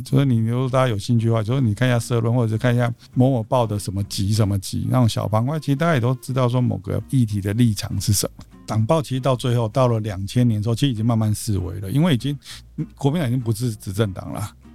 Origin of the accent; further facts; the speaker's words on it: Tainan, Taiwan; 我在台南长大